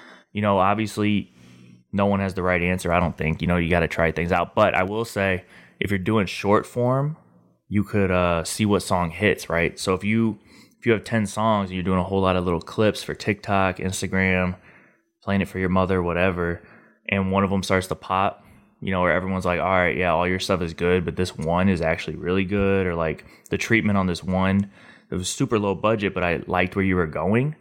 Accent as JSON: {"language": "English", "town": "St. Louis", "region": "Missouri", "country": "United States", "said": "I'm from St. Louis"}